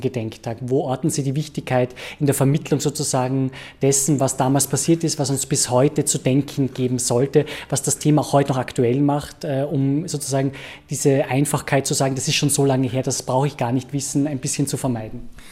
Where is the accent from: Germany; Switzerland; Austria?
Austria; uns Österreicherinnen und Österreicher